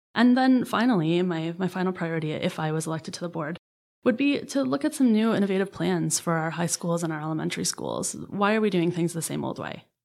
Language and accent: English; Hamilton, Ontario, Canada; also born or lived in Ottawa; I grew up in the Hamilton Niagara region